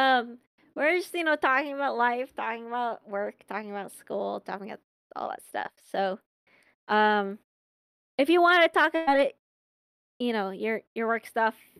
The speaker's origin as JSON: {"language": "English", "town": "Long Beach", "region": "California", "country": "United States", "said": "I'm from Long Beach"}